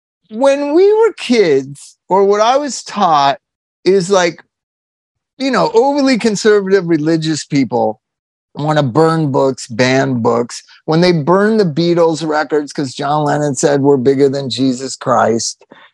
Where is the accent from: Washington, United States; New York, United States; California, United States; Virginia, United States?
California, United States; Palm Desert; also born or lived in Indian Wells, California; I grew up in Palm Desert